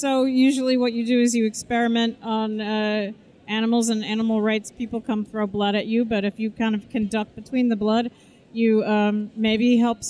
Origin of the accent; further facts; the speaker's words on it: Wyckoff, New Jersey, United States; boring little Catholic girl raised in New Jersey, suburbia.